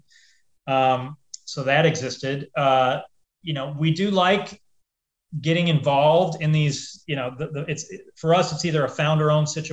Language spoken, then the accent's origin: English; Des Moines, Iowa, United States; also born or lived in Chicago, Illinois; So I grew up in Iowa, grew up in Des Moines, Iowa. I was born in Chicago, grew up in Iowa though.